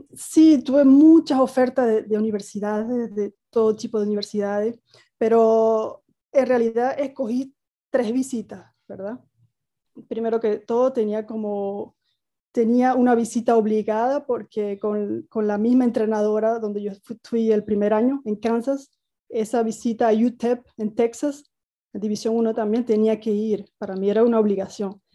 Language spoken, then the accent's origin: Spanish; El Salado, Nueva Esparta, Venezuela; moved away as an adult; also born or lived in United States / Switzerland; la, cancha del Salado, de donde soy